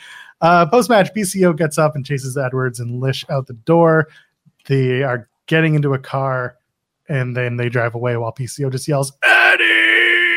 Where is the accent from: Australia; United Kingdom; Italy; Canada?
Canada; I'm but a Canadian.